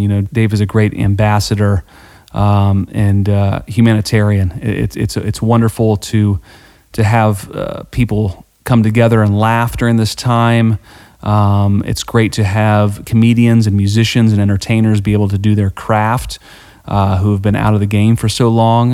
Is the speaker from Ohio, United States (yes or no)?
yes; Dayton, Ohio, United States; I'm from I'm from Dayton